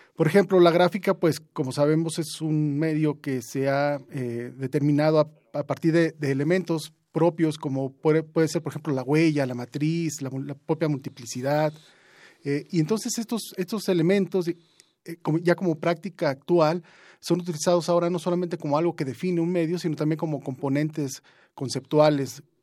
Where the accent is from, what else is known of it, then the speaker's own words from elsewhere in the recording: Juchitán, Oaxaca, Mexico; now in Mexico City, Mexico; yo vengo de Juchitán, pero también he crecido mucho tiempo aquí en la Ciudad de México